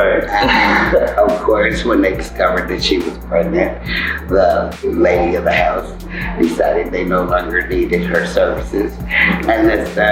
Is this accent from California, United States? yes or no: yes; Compton, California, United States; where I grew up in Compton